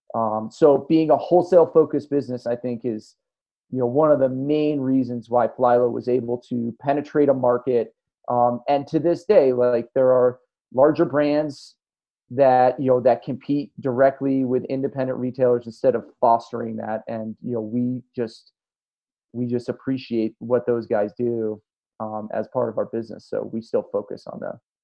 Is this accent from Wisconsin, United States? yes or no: no; Tahoe City, California, United States; my hometown in Tahoe City, California